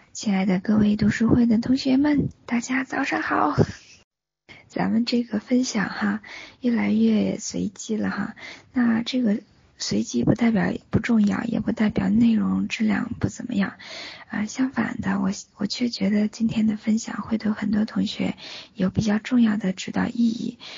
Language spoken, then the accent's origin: Chinese; Northeast China, China; now in Singapore; 老家是在东北对吧